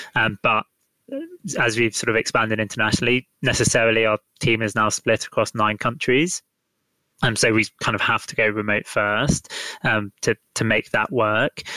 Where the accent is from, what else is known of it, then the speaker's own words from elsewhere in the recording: London, United Kingdom; I am from London. I am very much stuck in London right now